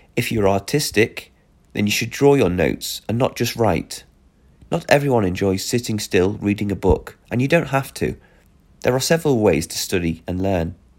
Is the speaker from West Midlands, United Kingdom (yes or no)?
no; Belfast, Northern Ireland, United Kingdom; moved away as an adult; now in Östersund, Sweden; I'm from Belfast in the UK